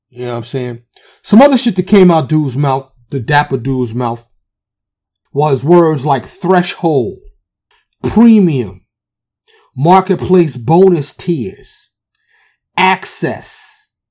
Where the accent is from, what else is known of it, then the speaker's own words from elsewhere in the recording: New York City, New York, United States; I'm from the city. I'm from Harlem